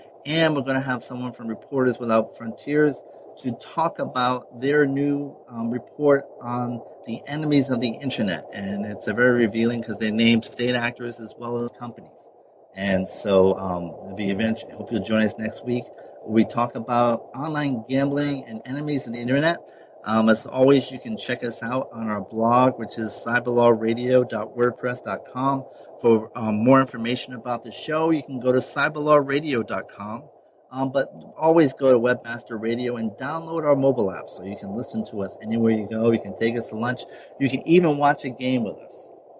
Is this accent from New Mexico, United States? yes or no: no; Providence, Rhode Island, United States; He was coach of my hometown Friars, Providence College Friars